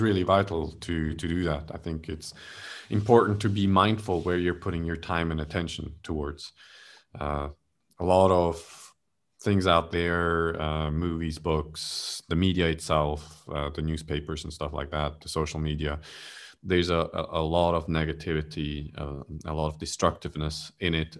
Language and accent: English; Switzerland; now in Malaysia; I'm originally from Switzerland